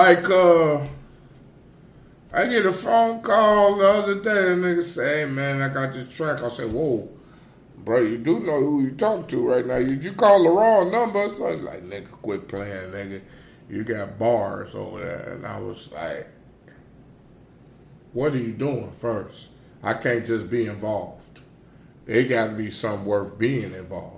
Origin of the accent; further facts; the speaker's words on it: Gary, Indiana, United States; also born or lived in East Chicago, Indiana; I'm from Gary, Indiana.